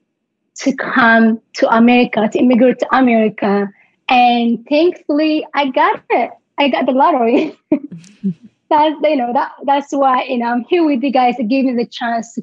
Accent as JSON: {"language": "English", "region": "Tigray", "country": "Ethiopia", "tie": "born or raised there", "also_born_or_lived": "Baltimore, United States", "accent": "African", "second_language": "English", "moved": "as an adult", "lives_now": "United States", "said": "my hometown in Tigray"}